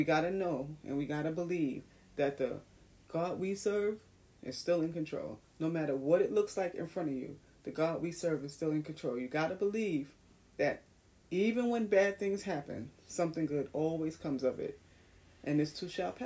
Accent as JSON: {"language": "English", "town": "New York City", "region": "New York", "country": "United States", "tie": "born or raised there", "said": "my hometown, New York City in Times Square"}